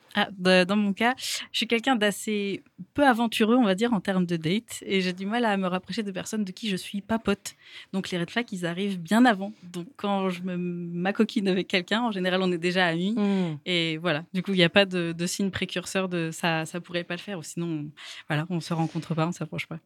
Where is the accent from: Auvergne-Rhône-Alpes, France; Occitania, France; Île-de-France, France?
Occitania, France; Toulouse; Je viens de Toulouse